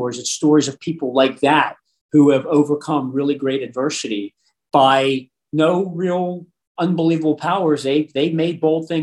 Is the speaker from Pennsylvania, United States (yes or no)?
yes; Pittsburgh, Pennsylvania, United States; I grew up in Pittsburgh